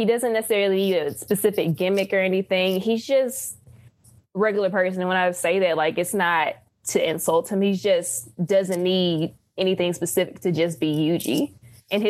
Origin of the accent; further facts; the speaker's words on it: Terry, Mississippi, United States; I'm from Terry, Mississippi, so woo, dirty south.